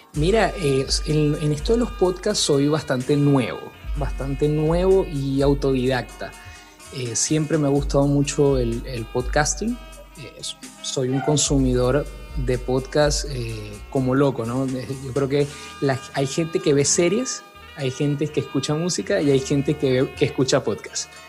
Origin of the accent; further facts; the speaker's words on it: Venezuela; moved away as an adult; now in Santiago, Chile; Soy venezolano, soy venezolano de Venezuela.